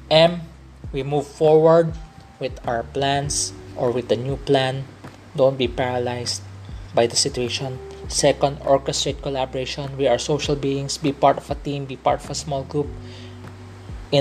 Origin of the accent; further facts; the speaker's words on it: Philippines; I'm a Filipino. I'm a Filipino of Chinese descent